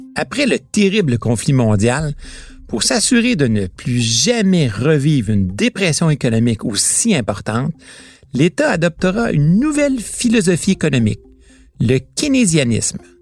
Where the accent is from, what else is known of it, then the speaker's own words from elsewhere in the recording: Quebec, Canada; Chez nous, au Québec